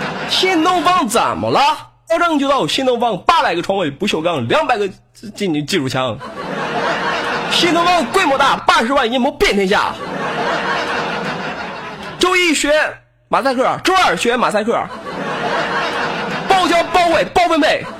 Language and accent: Chinese; northern China, China; 我他妈北方人一个，本来普通话说的应该是相当的不错